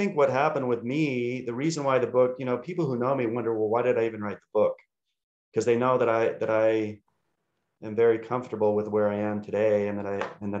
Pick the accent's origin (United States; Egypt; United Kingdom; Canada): United States; Utah; I'm from Utah.